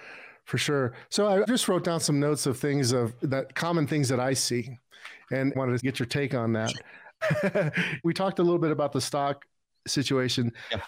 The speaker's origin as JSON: {"language": "English", "region": "Illinois", "country": "United States", "tie": "born there", "said": "I was born in Cook County. Yeah, and it's crazy now. I went back there to show my kids. I was born in 65."}